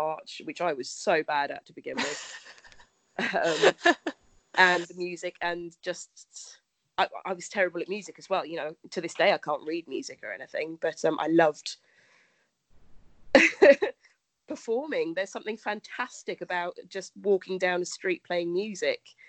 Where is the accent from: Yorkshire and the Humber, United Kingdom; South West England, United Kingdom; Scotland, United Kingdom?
South West England, United Kingdom; Dorset; I'm from Dorset, so Dorset is kind of a heavily scouty guidey area.